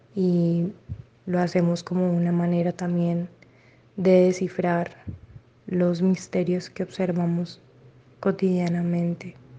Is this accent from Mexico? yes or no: no; Cali, Valle del Cauca, Colombia; soy de Cali